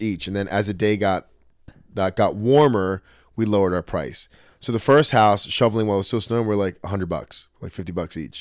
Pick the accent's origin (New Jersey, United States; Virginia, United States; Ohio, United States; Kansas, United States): New Jersey, United States; Trenton; I grew up in Trenton with a single mom.